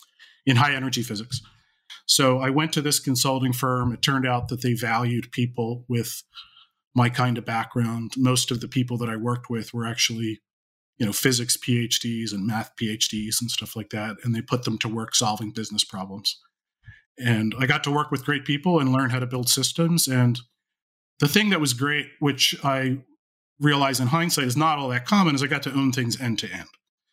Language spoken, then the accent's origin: English; Philadelphia, Pennsylvania, United States; I grew up in the Philadelphia area, have lived here all my life. I still live in the Philadelphia area.